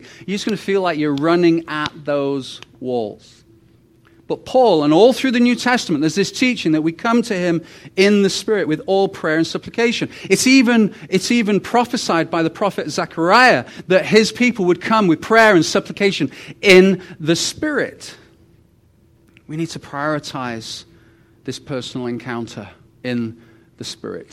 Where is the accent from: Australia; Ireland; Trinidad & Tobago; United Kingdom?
United Kingdom; also born or lived in Rhyl; now in Canada; I'm the British guy who is Canadian